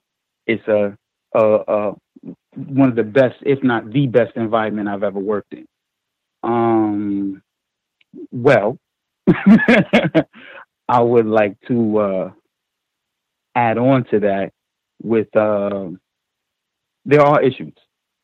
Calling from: New York, United States; I'm calling from New York.

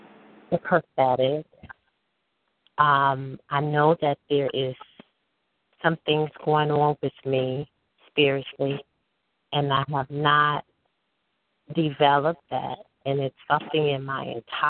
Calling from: Chicago, Illinois, United States; I'm calling from Chicago.

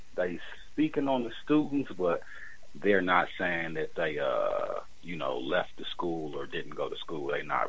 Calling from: Milwaukee, Wisconsin, United States; I'm chiming in from Milwaukee, Wisconsin.

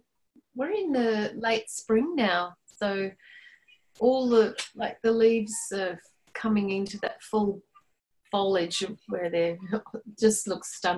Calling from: Melbourne, Victoria, Australia; I'm in Melbourne, Australia.

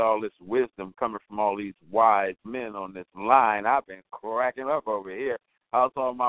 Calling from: Berkeley, California, United States; I'm calling from Berkeley, California.

